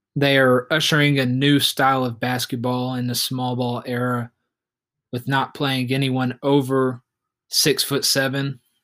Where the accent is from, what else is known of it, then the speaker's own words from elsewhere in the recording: Oklahoma City, Oklahoma, United States; we have my hometown team, the Oklahoma City Thunder